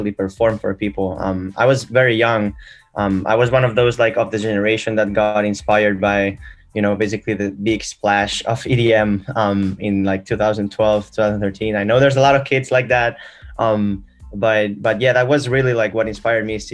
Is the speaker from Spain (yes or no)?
yes; Barcelona, Catalonia, Spain; now in Boston, United States; I'm from Barcelona, Spain, actually, and right now living in Boston, in the U.S.